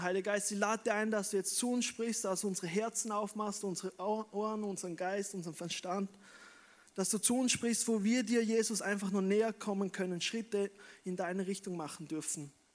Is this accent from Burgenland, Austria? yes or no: no; Wolfurt, Vorarlberg, Austria; moved away as an adult; also born or lived in Bregenz; now in Vienna, Austria; ich bin eigentlich ein gebürtiger Prägerzeug, bin in Wolfurt aufgewachsen, aber ich lebe schon seit 15 Jahren in Wien